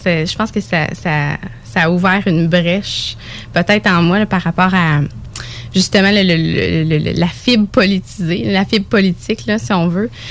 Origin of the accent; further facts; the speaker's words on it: Bellechasse, Quebec, Canada; accent: Bellechasse; je suis originaire de Bellechasse.